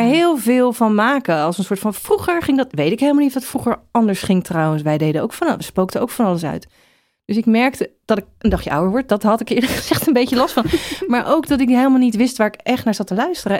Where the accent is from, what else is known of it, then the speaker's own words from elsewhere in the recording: The Hague, South Holland, Netherlands; ik kom uit Den Haag